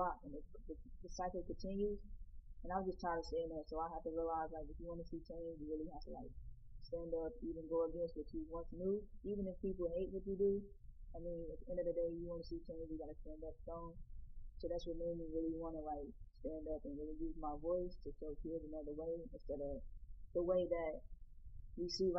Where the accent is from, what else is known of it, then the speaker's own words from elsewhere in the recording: Indianapolis, Indiana, United States; I grew up on Brentwood, but I did live on Mount Vernon too. And Brentwood is just my childhood home that I grew up in. I was growing up on 42nd and Post Road